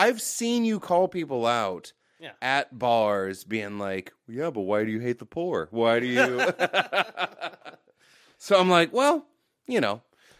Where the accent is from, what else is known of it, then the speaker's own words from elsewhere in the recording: United States; I'm an American.